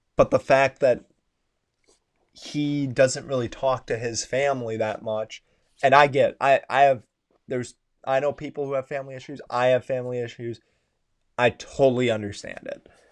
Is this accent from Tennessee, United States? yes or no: no; Wisconsin, United States; I'm from Wisconsin